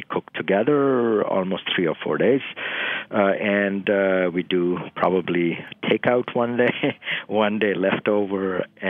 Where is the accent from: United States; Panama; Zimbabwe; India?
India; eastern India; English is a second language; And so when I was growing up in Eastern India, meat was always carried the burden of not being kind of fully Hindu